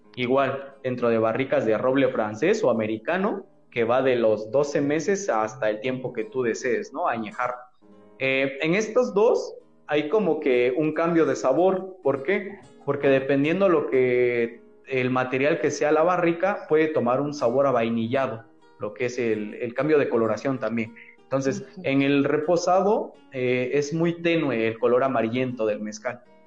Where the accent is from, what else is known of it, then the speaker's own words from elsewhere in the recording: Mexico; el agave es como los mexicanos, somos caprichosos